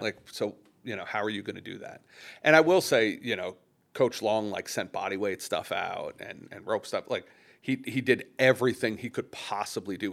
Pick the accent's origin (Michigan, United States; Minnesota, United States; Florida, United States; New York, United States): New York, United States; Long Island; I grew up on Long Island